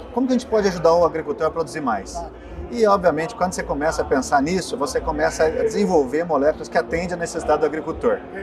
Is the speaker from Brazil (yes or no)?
yes; Bom Jesus da Penha, Minas Gerais, Brazil; Sou de Bom Jesus da Penha